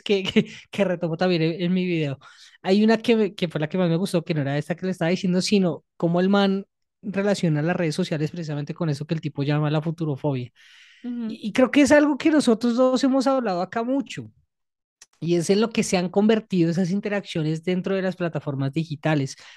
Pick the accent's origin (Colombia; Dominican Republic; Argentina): Colombia; nosotros como colombianos y colombianas